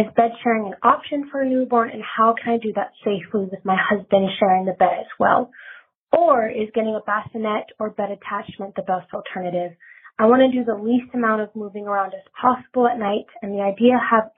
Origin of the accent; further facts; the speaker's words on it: Los Angeles, California, United States; I'm 22 years old and I'm from Los Angeles, California.